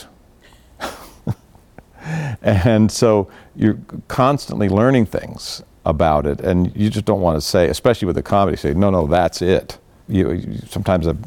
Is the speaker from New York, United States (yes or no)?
no; Orange County, California, United States; I grew up in Orange County, California